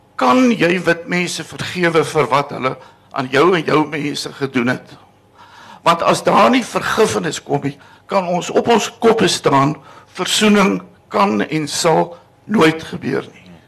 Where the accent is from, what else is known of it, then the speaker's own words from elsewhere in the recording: South Africa; ek is 'n Christen Afrikaner